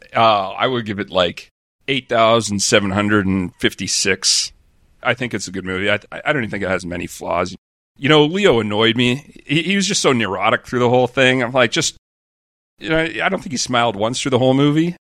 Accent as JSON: {"language": "English", "country": "Canada", "moved": "yes", "lives_now": "Australia", "said": "I'm Canadian"}